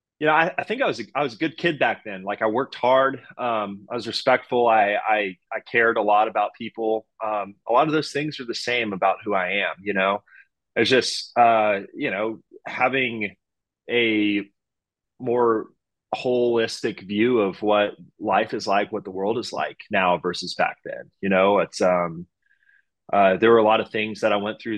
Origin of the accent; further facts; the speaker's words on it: Houston, Texas, United States; I'm from Houston. It's my hometown team. You know, I grew up going to Astros games when I was, you know, playing Little League baseball here